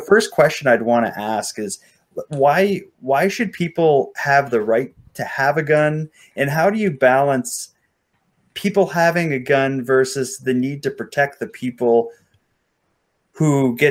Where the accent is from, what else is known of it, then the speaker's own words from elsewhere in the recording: Sydney, Nova Scotia, Canada; a story from my hometown